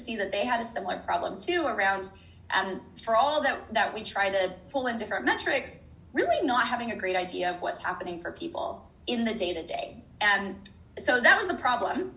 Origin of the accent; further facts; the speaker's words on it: United States; moved away as an adult; also born or lived in San Francisco / Middle East; now in New Zealand; I'm from the States